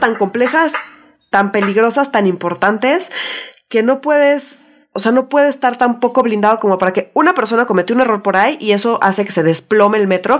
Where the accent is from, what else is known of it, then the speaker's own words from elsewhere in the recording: Mexico City, Mexico; yo como chilanga, super chilanga que soy